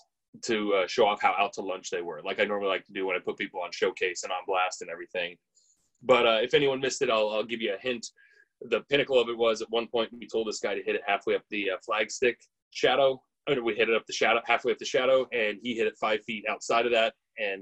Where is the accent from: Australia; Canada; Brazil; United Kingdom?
Canada; like I'm a Canadian this guy myself.